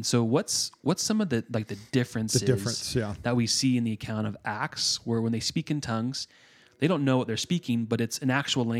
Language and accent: English; Northeast, United States; Because I'm from the Northeast.